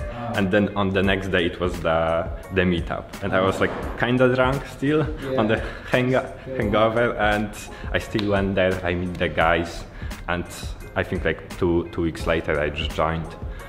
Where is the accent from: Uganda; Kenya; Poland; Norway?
Poland; English is a second language; from Poland.